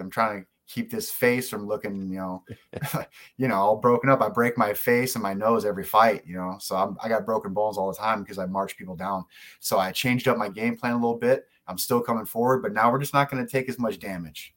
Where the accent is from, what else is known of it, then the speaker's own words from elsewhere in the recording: South Georgia, United States; I'm from South Georgia